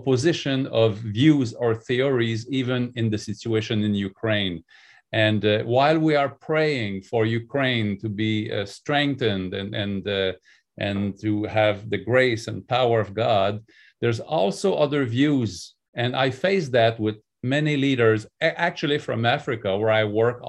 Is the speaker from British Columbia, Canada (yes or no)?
no; Quebec, Canada; accent: French; I am French Canadian